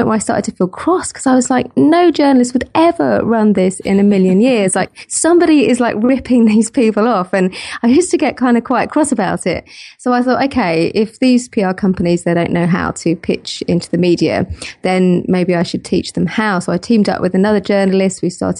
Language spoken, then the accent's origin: English; South East England, United Kingdom; I grew up in Kent near London, and I didn't mind it too much.